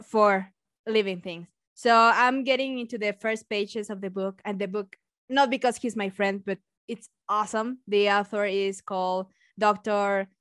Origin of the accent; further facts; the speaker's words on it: Mexico; accent: Mexican; English is a second language; my beautiful accent is Mexican one